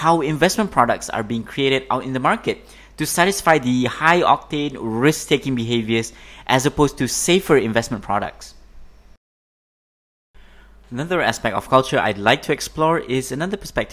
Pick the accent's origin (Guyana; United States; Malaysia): Malaysia; Growing up in Malaysia